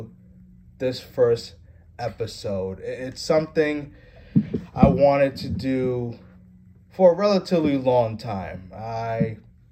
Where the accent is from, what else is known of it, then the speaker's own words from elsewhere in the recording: Norwalk, Connecticut, United States; also born or lived in Stamford, Connecticut / Fairfield, Connecticut; I've grown up in Connecticut all my life. Stamford for 2 years, Norwalk for 17 years. That's where I consider my hometown